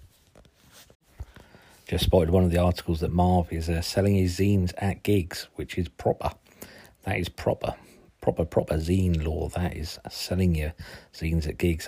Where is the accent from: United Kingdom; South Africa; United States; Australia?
United Kingdom; Suffolk, East of England; accent: Suffolk; my strange Suffolk accent